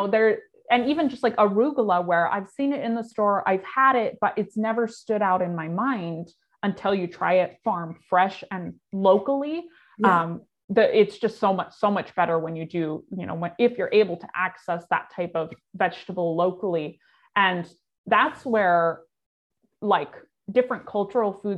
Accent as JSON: {"language": "English", "region": "California", "country": "United States", "tie": "born or raised there", "moved": "as an adult", "lives_now": "Wisconsin, United States", "said": "I grew up in California, which is a huge agricultural state"}